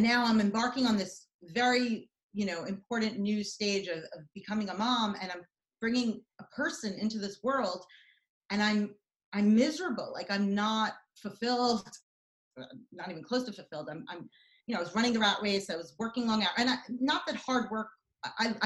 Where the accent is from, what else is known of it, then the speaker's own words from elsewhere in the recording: United States; also born or lived in Israel / New York; I lived in the States from the age of 5 to 13